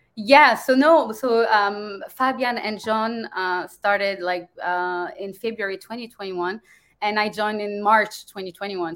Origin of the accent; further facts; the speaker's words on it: France; moved away as an adult; also born or lived in Germany / Dubai / Rome, Italy; I'm from France, but it's been a long time since I, I since I live in France